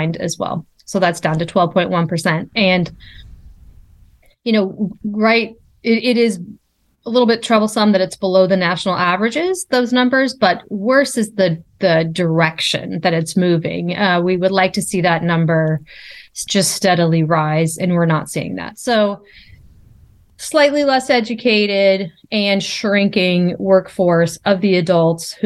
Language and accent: English; Peoria, Illinois, United States; now in Missouri, United States; I grew up in Peoria, Illinois